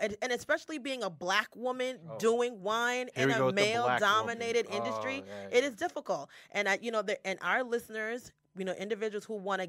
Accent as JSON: {"language": "English", "region": "New Jersey", "country": "United States", "said": "I'm from Jersey."}